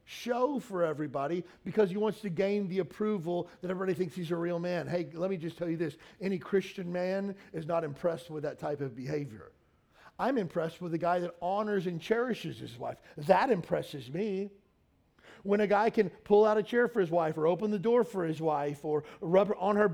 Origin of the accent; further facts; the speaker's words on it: Kentucky, United States; moved away as an adult; also born or lived in California; I grew up in the South. I grew up in Kentucky. I grew up in an all-white county